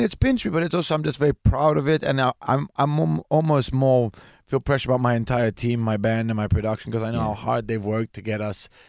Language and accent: English; England, United Kingdom; I am born in England. I'm half British. I have a British passport, but I am also half genetically Italian.